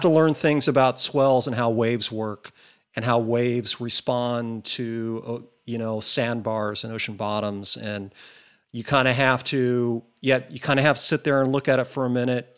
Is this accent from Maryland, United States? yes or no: no; Newport Beach, California, United States; moved away; the beach breaks I grew up surfing in Newport.